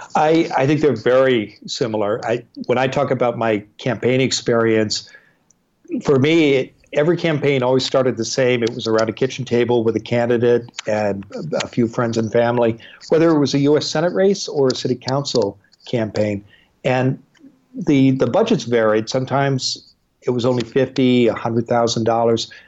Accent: eastern Iowa, United States; moved away as an adult; now in Portland, United States; I grew up in the Midwest in eastern Iowa

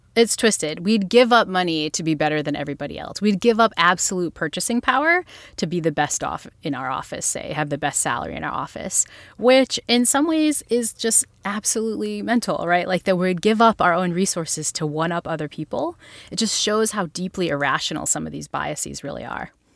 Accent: Northeast, United States; I'm from the Northeast, like, I'm a Yankee girl at heart

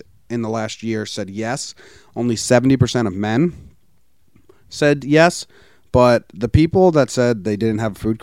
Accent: East Coast, United States; moved away; We're from the East Coast

